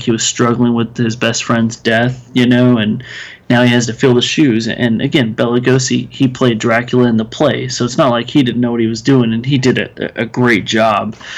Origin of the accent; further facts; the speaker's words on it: Texas, United States; I'm from Texas, so armadillos are a big thing